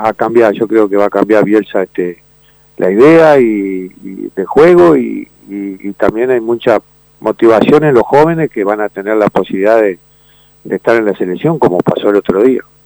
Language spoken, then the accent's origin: Spanish; Uruguay